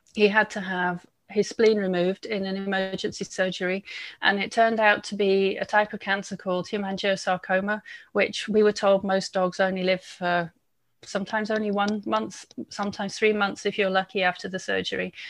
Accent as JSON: {"language": "English", "region": "England", "country": "United Kingdom", "moved": "yes", "said": "I'm English"}